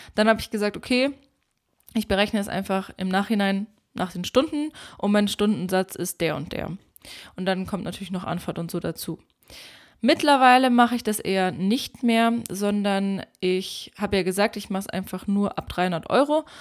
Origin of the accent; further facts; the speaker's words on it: Germany; bei uns in Deutschland